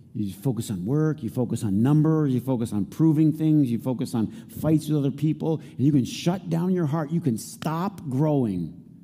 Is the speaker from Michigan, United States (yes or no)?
yes; Flint, Michigan, United States; growing up in Flint